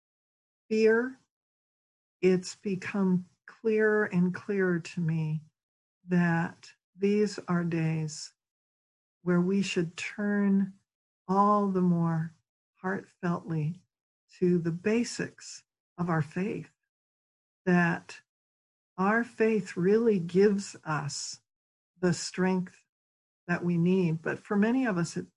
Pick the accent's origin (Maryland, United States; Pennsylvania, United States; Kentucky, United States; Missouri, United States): Pennsylvania, United States; Philadelphia; I come from Philadelphia, Pennsylvania